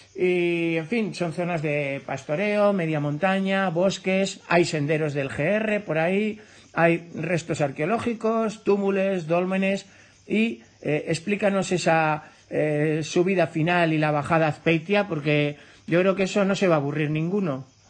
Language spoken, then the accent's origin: Spanish; Navarre, Spain; yo, como navarro